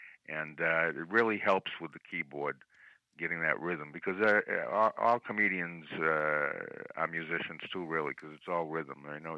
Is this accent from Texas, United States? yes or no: no; Chelsea, Massachusetts, United States; also born or lived in Newton, Massachusetts; Growing up in Chelsea, I might as well mention that I'm the only Jew ever to move from Newton to Chelsea.